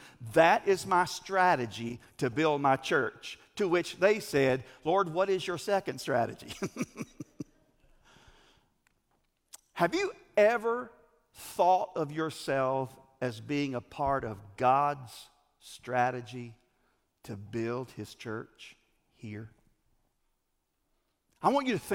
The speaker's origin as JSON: {"language": "English", "town": "Greer", "region": "South Carolina", "country": "United States", "said": "I'm from Greer, or Grr"}